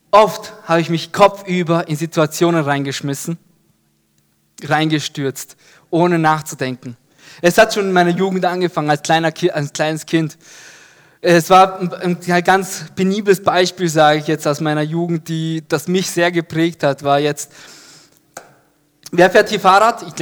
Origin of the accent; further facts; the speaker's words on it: Ebelsberg, Upper Austria, Austria; mit Freunden auf so einer Halfpipe in Ebelsberg, da wo ich groß geworden bin.